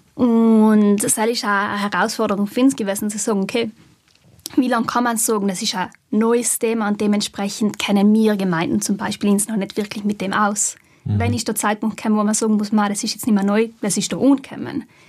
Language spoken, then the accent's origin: German; South Tyrol, Trentino-Alto Adige, Italy; wir als Südtiroler